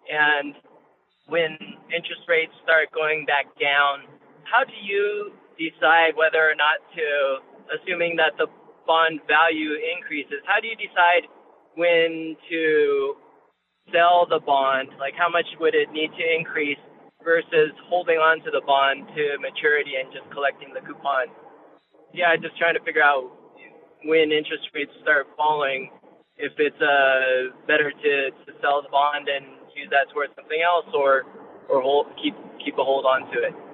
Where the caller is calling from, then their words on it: Ohio, United States; I'm from Ohio. I've been listening for uh, some time.